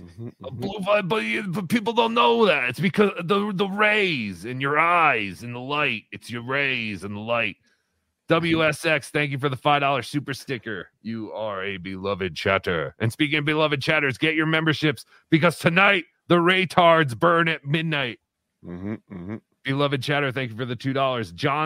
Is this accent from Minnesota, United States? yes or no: yes; Minnesota, United States